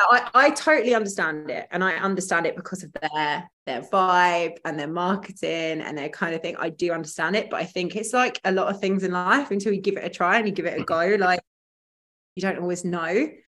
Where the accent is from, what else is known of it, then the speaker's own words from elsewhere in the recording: Frinton-on-Sea, East of England, United Kingdom; accent: not very super strong Essex accent; moved away as an adult; now in Dubai, United Arab Emirates; I'm from Essex. I'm from a place called Frinton-on-Sea in Essex, which is a little seaside town, very picturesque, beach huts, seaside, really, really nice place to grow up.